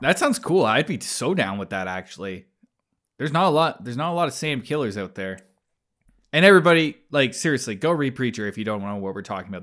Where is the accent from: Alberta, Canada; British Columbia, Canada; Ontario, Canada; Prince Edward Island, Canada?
Alberta, Canada; Calgary; I grew up in Calgary